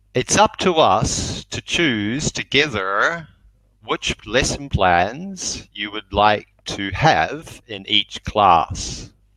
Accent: New Zealand; I'm from New Zealand.

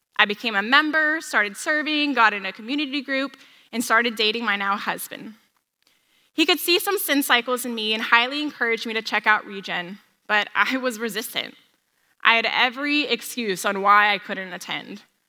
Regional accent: San Diego, California, United States; I grew up in San Diego

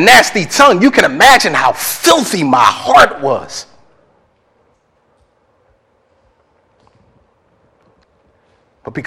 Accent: Philadelphia, Pennsylvania, United States; I'm from Philly. And the type of neighborhood that I grew up in, it required a lot of fighting

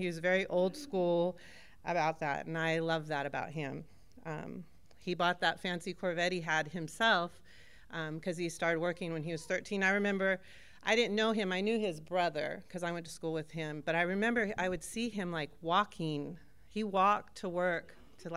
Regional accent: California, United States; moved away; I grew up in California.

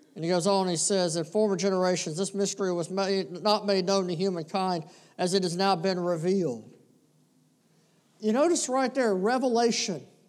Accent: the South, United States; we're from the South

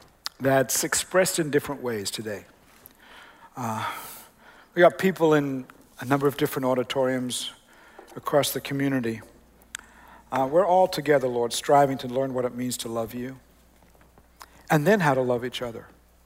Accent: Decatur, Illinois, United States; also born or lived in Australia / Canada / Oklahoma; And I always say, well, we're from Central Illinois. We're from Decatur. We're from First Christian Church.

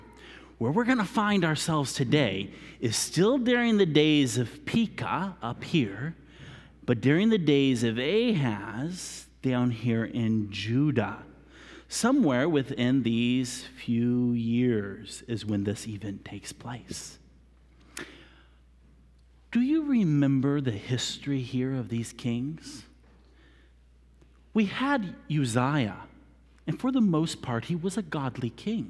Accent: United States; being an American, we are very chronological-minded people

